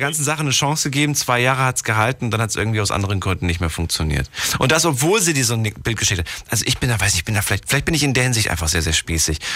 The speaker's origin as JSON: {"language": "German", "country": "Germany", "tie": "born or raised there", "said": "Ich bin ja ein, ein, ein Kind der DDR"}